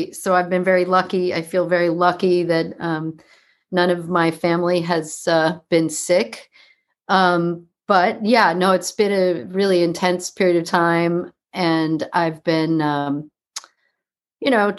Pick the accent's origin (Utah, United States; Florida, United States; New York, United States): New York, United States; New York City; also born or lived in Hudson Valley; I grew up in New York City, the child of two actors and teachers, writers, people of the theater